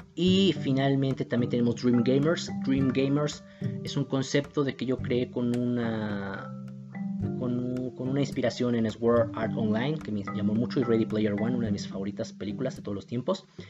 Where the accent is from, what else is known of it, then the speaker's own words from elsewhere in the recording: Mexico City, Mexico; Soy de México, soy de Iztapalapa